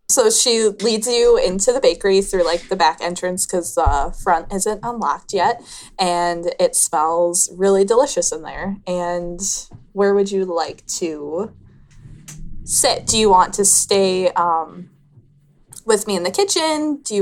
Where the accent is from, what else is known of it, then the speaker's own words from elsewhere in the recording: Minnesota, United States; Oh, I'm from up in the Midwest, just a little small town in Minnesota, actually.